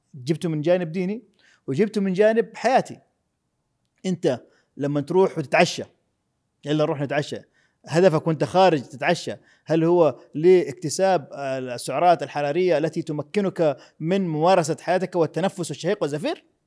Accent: Jeddah, Makkah Province, Saudi Arabia; انا ولدت في السبيل في حلقه الخضار

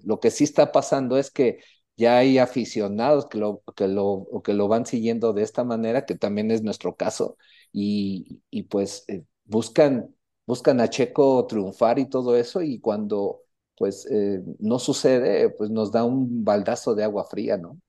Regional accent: Mexico; nosotros como mexicanos

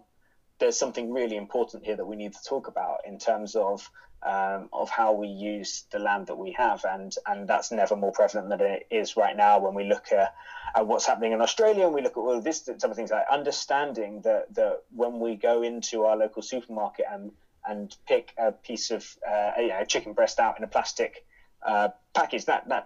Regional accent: United Kingdom; As a British person

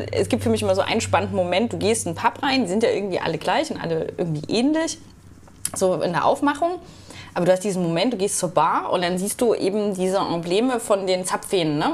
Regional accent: Germany; als Deutscher

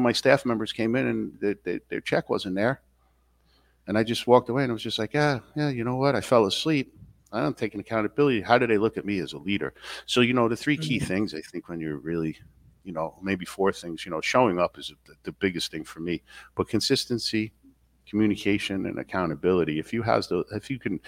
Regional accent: New York City, New York, United States; moved away as an adult; now in Upstate New York, United States; I grew up in Queens

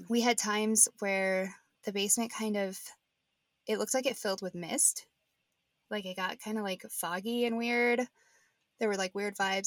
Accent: Nebraska, United States; now in Denver, United States; I'm from Nebraska originally.

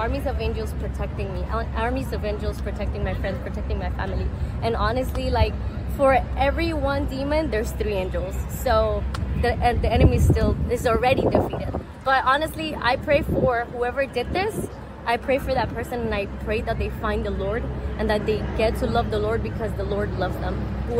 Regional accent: New York, United States; I'm from New York

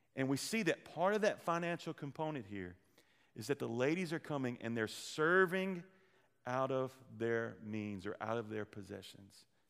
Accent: the Delta, United States; We are from the Delta

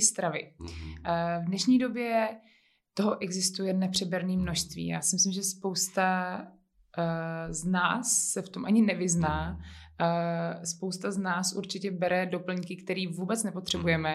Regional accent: Bohemia, Czechia; tady právě u nás v Čechách

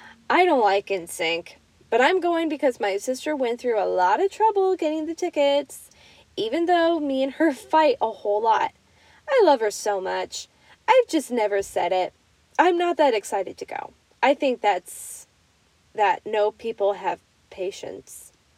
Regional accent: Illinois, United States; moved away; Anytime I go back home to Illinois

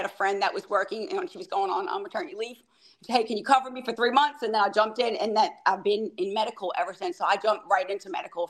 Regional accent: New Orleans, Louisiana, United States; born or raised there; moved away

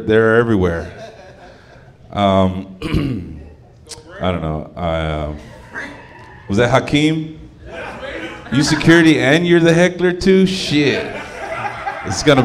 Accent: Dallas, Texas, United States; I'm from that great part of Dallas called Oak Cliff.

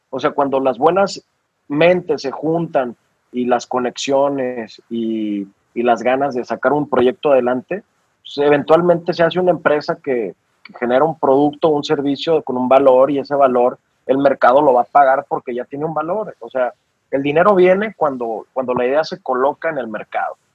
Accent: Aguascalientes, Mexico; born there; yo soy de. Yo soy, yo nací en, Aguascalientes

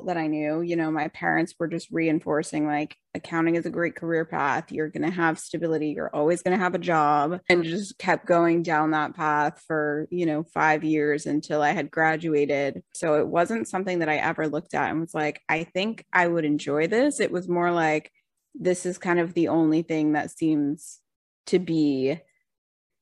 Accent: Rhode Island, United States; moved away as an adult; also born or lived in Boston; I grew up in Rhode Island, small little town

